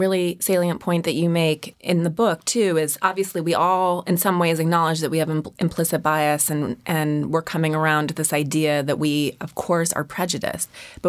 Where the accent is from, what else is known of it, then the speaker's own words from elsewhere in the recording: Montana, United States; Unfortunately, he's from Montana, which is my home state.